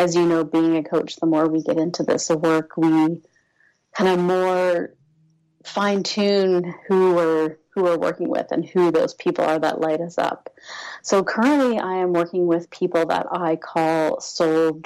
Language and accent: English; Toronto area, Ontario, Canada; I grew up in this area. I live in Toronto.